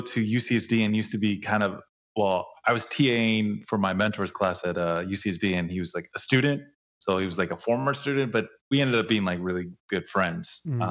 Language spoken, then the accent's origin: English; Oceanside, California, United States; From Oceanside. Shout outs to Oceanside, my hometown.